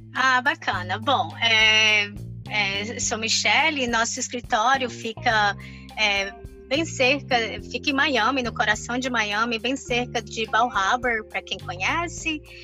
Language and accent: Portuguese; Brazil; now in Florida, United States; eu saí do Brasil consideravelmente jovem